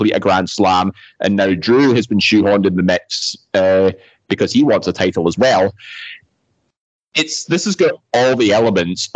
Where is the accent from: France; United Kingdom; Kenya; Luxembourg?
United Kingdom; Scotland; We're all Scottish here